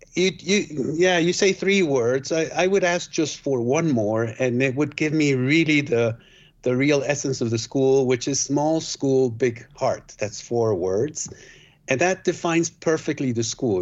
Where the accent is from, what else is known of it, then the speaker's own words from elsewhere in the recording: Switzerland; also born or lived in Guatemala; I was born in Guatemala, but raised in Switzerland.